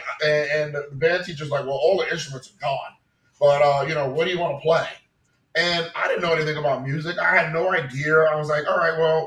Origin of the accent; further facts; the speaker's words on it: New York City, New York, United States; I'm from New York, I'm from Queens, and you know, so while I was in high school